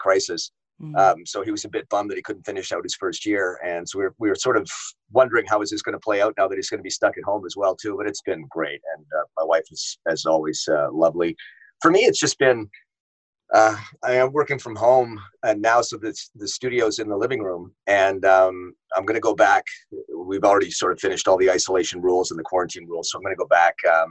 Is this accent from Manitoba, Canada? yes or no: yes; Winnipeg, Manitoba, Canada; moved away as an adult; also born or lived in Richmond, British Columbia / Yorkton, Saskatchewan / Edmonton / Vancouver; now in Toronto, Canada; I was born in Richmond, BC, just outside of Vancouver, and I was raised in Winnipeg.